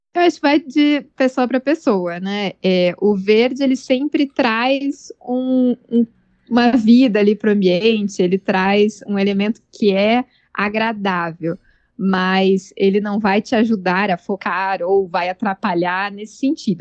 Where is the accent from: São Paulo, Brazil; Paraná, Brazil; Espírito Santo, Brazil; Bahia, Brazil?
Paraná, Brazil; Curitiba; also born or lived in Denmark / Portugal; Sou de Curitiba e trabalho aqui